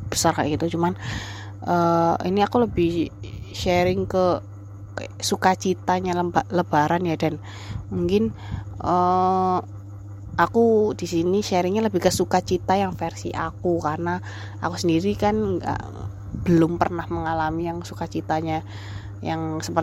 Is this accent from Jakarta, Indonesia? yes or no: no; Surabaya, East Java, Indonesia; kita tuh naik bis di kota aku tuh kan jadi ada bis di Surabaya